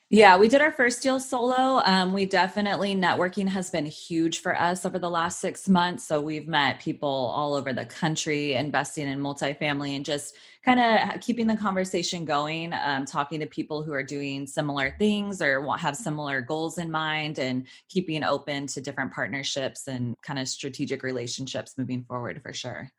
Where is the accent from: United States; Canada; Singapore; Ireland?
United States; Sacramento, California; moved away as an adult; now in Los Angeles, United States; I grew up in Sacramento.